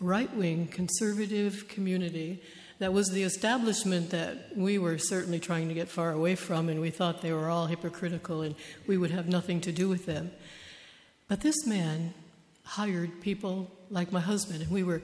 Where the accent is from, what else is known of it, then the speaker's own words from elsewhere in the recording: United States; I was born and raised in the United States